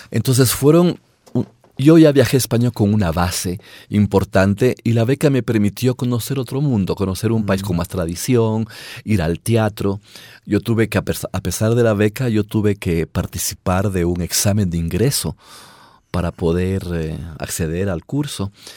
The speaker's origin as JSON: {"language": "Spanish", "town": "Riobamba", "region": "Chimborazo", "country": "Ecuador", "tie": "born or raised there", "said": "yo viví en una ciudad y me imagino que pasó, pasaba igual en todas las provincias, en Riobamba, yo soy de Riobamba"}